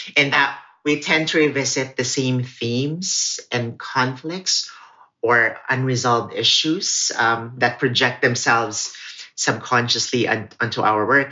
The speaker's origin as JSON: {"language": "English", "country": "Philippines", "also_born_or_lived": "Crown Heights, Brooklyn, New York", "first_language": "Cebuano", "second_language": "English", "moved": "yes", "lives_now": "New York, United States", "said": "this is me sharing my New York story from my own perspective and my own voice that's defiantly and very much anchored in being Filipino and Filipinx"}